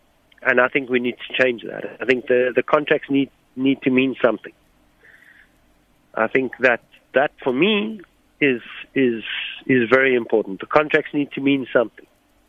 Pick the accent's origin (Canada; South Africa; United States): South Africa; me being South African, it's important for people to note I couldn't afford to go buy new boots every 2-3 months.